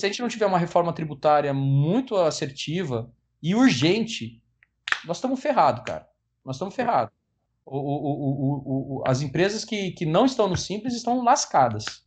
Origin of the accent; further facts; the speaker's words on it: Paraná, Brazil; Eu sou paranaense também, apaixonado pelo Paraná